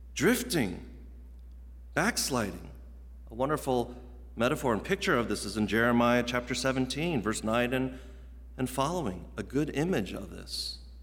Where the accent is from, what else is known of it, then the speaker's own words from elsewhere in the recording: Virginia, United States; moved away as an adult; also born or lived in Midwest; I grew up, as many of you guys know, in Virginia, in the Mid-Atlantic region